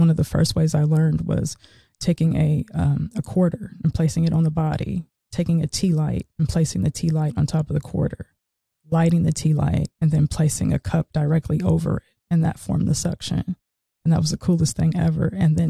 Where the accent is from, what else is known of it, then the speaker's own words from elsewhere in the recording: Seattle, Washington, United States; moved away as an adult; now in Cary, United States; I'm originally from Seattle, Washington, West Coast.